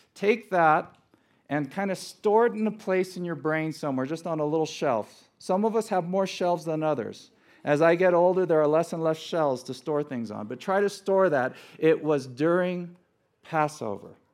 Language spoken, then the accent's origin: English; Los Angeles, California, United States; was born and raised in Los Angeles